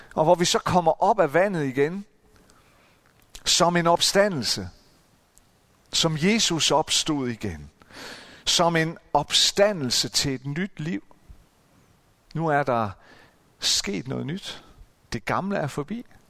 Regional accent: Central Jutland, Central Denmark Region, Denmark; i den menighed, hvor, hvor jeg voksede op, nede i det midtjyske

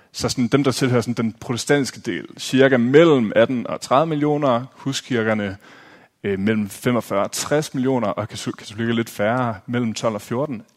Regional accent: Aarhus, Central Denmark Region, Denmark; jeg er fra Aarhus

